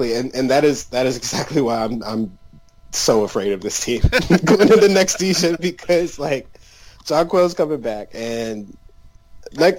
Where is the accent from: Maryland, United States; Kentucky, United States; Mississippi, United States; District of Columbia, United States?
Maryland, United States; I am from Maryland